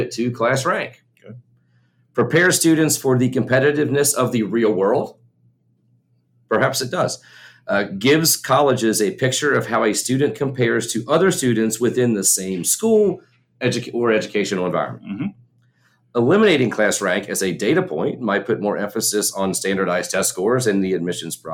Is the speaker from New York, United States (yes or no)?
no; Kentucky, United States; We're from Kentucky